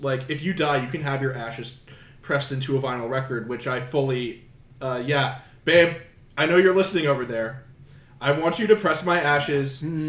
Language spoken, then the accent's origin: English; Augusta, Georgia, United States; Augusta is like my hometown